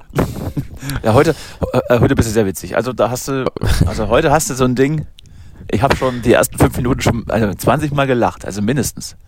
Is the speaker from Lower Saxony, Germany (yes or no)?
no; Berlin, Germany; als Berliner